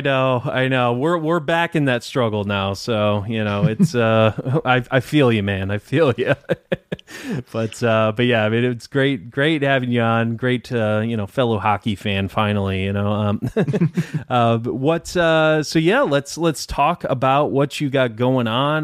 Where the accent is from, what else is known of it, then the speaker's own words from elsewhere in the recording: Detroit, Michigan, United States; moved away; I'm from Detroit originally